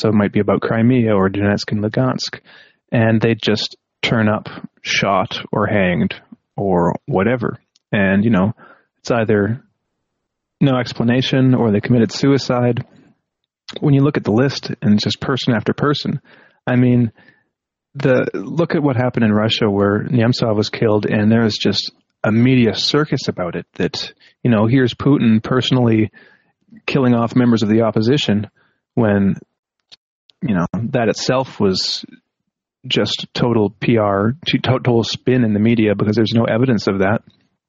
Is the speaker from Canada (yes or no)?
yes; Canada; Because I'm Canadian, and recently, last weekend, I believe it was supposed to be, there was a Ukrainian classical pianist